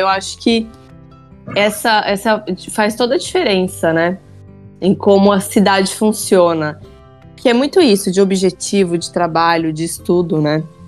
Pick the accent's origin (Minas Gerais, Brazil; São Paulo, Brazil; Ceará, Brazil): São Paulo, Brazil; accent: paulista, interior R; eu abro a boca, tipo, a pessoa já sabe que eu sou de São Paulo